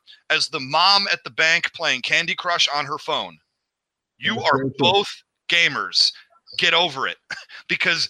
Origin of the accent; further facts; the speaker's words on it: Midwest, United States; now in Los Angeles, United States; I'm from the Midwest